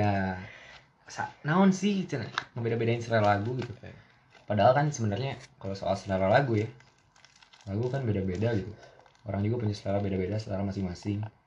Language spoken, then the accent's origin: Indonesian; Bandung, West Java, Indonesia; gue dari Bandung, ya gue pengen berbahasa sedikit lebih Sunda